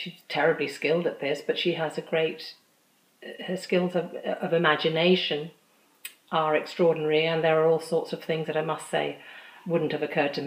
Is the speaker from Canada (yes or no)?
no; England, United Kingdom; I was born in England. I am diaspora